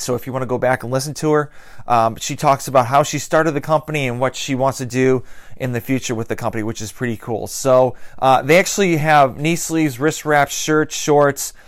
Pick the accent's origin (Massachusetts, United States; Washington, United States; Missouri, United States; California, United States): Massachusetts, United States